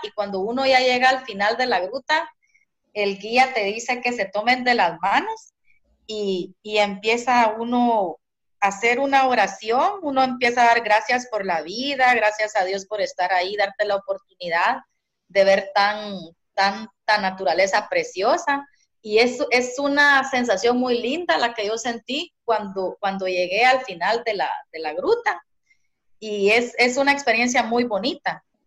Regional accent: Zacapa, Guatemala; Guatemala, mi tierra, mi país en el que yo nací

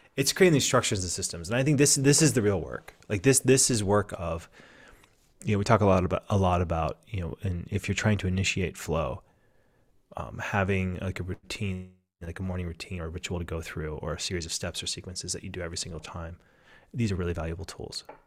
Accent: Southwest Pennsylvania, United States; now in Oregon, United States; I grew up in Southwest Pennsylvania.

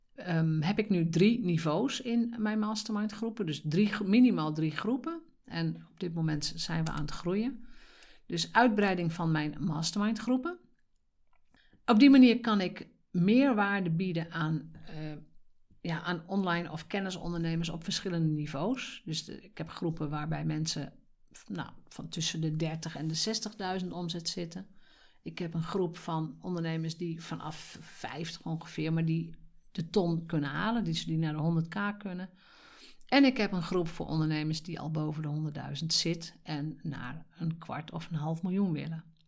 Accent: Drenthe, Netherlands; Als Drents meisje

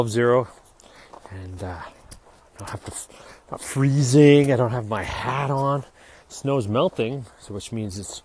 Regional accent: Kamloops, British Columbia, Canada; this little kid growing up in Kamloops

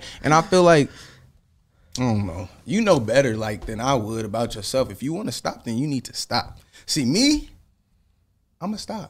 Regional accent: Sacramento, California, United States; also born or lived in Honolulu, Hawaii; But I moved to Sac at like 8 months.

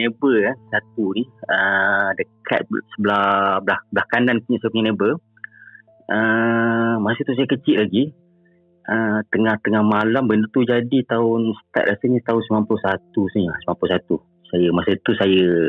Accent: Jengka, Pahang, Malaysia; also born or lived in Selangor; Saya ni asal daripada Pahang, daripada Jengke.

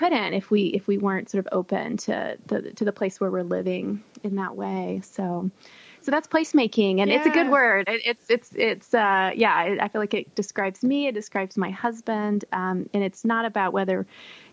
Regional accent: Texas, United States; I grew up in Texas where we didn't really have seasons.

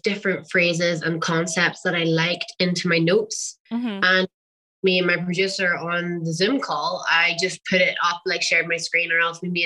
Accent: Ireland; I am a singer from Ireland

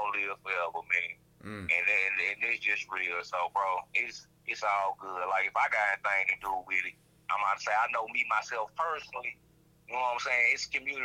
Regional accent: the South, United States; I'm from the South

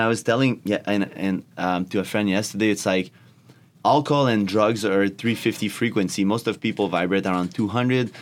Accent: Canada; English is a second language; I'm from Canada

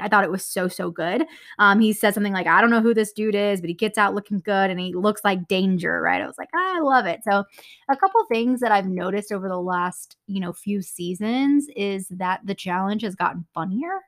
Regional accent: Texas, United States; I'm from Texas

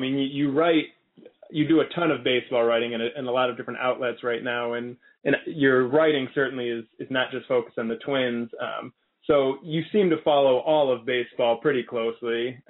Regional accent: Chicago, Illinois, United States; growing up in Chicago as an Indians fan, before the internet, before cable, or at least before cable in my home

